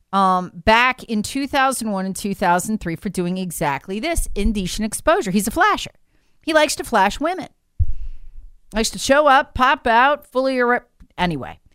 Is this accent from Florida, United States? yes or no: no; Charlotte, North Carolina, United States; the Charlotte Observer, my hometown paper